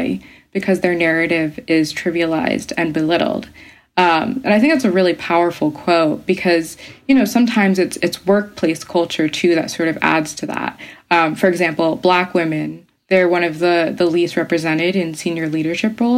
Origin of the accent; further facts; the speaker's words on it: Bronx, upstate New York, United States; moved away as an adult; now in London, United Kingdom; I was born and raised partly in the Bronx. And I always wondered if I might be a bit more confident in my voice had I just grown up purely in New York City. Because I moved to upstate New York when I was 9 years old.